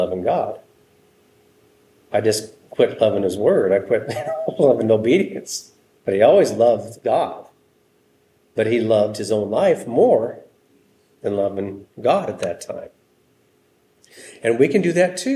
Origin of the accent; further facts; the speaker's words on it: United States; We're American Christians